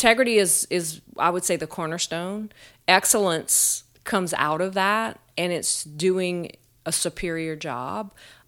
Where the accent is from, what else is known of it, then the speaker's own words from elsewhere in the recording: Eunice, Louisiana, United States; moved away as an adult; now in Lafayette, United States; I am originally from Eunice, Louisiana. Grew up there.